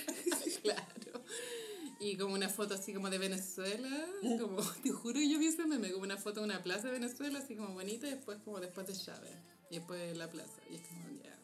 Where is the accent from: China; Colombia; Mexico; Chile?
Chile; como chileno